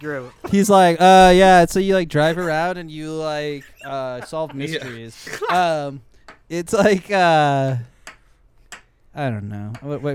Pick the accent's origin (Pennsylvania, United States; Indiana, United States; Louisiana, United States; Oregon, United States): Louisiana, United States; New Orleans; I'm from New Orleans